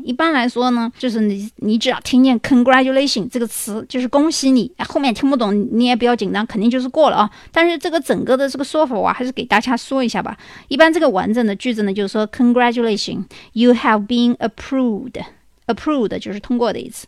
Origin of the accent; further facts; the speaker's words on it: China; 我们中国人